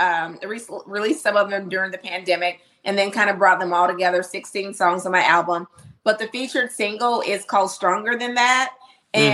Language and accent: English; Sterlington, Louisiana, United States; also born or lived in Portland, Oregon; now in Nashville, United States; originally, I'm from Louisiana, a small town called Sterlington, Louisiana. I grew up listening to country music since I was a little girl, living out in Portland, Oregon as well.